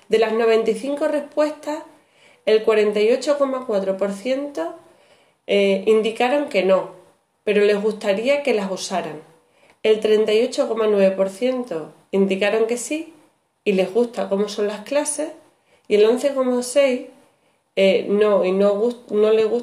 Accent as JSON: {"language": "Spanish", "region": "Extremadura", "country": "Spain", "said": "Este trabajo parte como una necesidad profesional como docente extremeña que soy en la actualidad"}